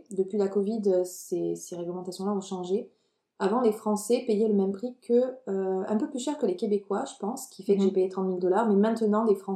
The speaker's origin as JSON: {"language": "French", "country": "France", "lives_now": "Montreal, Canada", "said": "c'était plus facile également d'avoir les permis d'études en tant que Français qu'en tant que euh, Chinois ou Russe par exemple."}